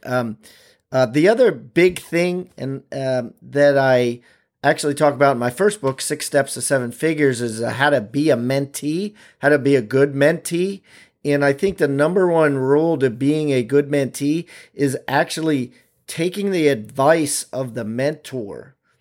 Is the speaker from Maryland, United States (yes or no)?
yes; Maryland, United States; I'm from Maryland